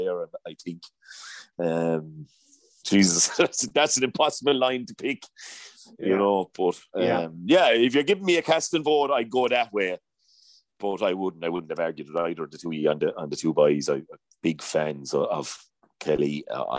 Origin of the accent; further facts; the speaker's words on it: Clare, Munster, Ireland; I'm a clear man